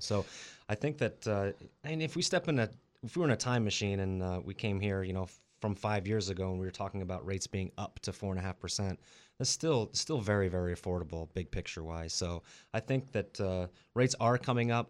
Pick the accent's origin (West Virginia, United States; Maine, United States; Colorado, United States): Colorado, United States; moved away as an adult; also born or lived in Las Vegas; now in Central Coast, California, United States; I grew up in Colorado, and I did a little stint in Las Vegas for a couple of years